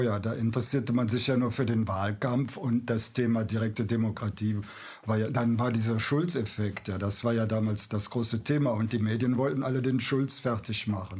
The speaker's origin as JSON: {"language": "German", "town": "Aachen", "region": "North Rhine-Westphalia", "country": "Germany", "said": "Ich bin ja Aachener"}